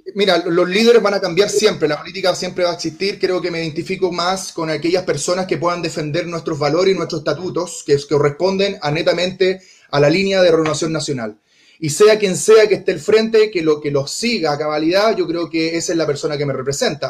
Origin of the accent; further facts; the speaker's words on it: Conchalí, Santiago Metropolitan Region, Chile; also born or lived in Independencia; nací en Conchalí, pero tuve mi infancia y mi niñez compartida entre Conchelí e Independencia